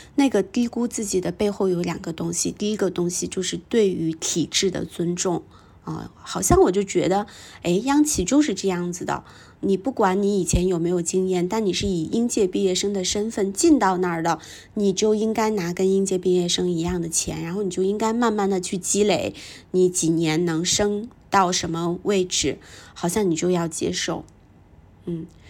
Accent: a small town in northern China, China; moved away; also born or lived in Beijing; 因为在我们成长的那个年代，我是八零后，在我们成长的那个年代，在北方的小镇里面

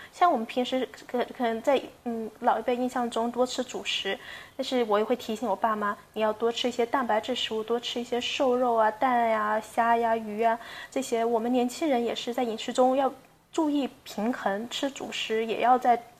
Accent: China; also born or lived in United States; 我们嗯。中国人有些习惯是饭后喝茶

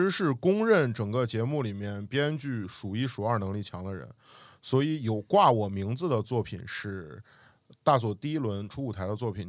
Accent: Xiamen, Fujian, China; 我们都是来自厦门，然后我们也是厦门唯一一家喜剧俱乐部的成员，叫厦门来风喜剧。

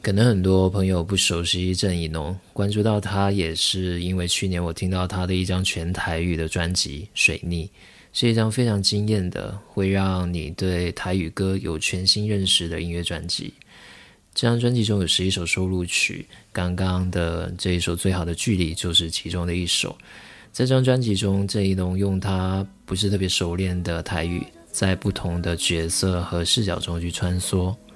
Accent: Guangdong, China; accent: Taiwanese accent; 我们家乡其实是讲潮汕话的，其实也是属于闽南语系的一支

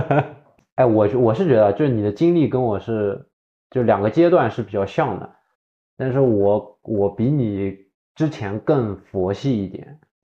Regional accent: Shanghai, China; 我作为一个上海人嘛，作为一个上海人

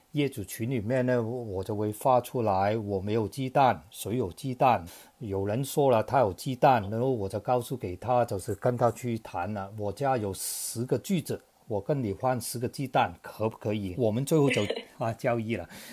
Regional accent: Hong Kong; also born or lived in United Kingdom; now in Shanghai, China; 我是一个香港人，然后生活在上海有二十几年，然后以往呢也有一段非常长的时间，年轻的时候在英国读书，也非常理解英国的社会。

